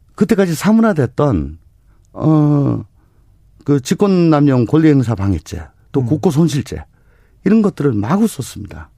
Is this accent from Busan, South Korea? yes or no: no; Daegu, South Korea; 원래 대구가 고향입니다.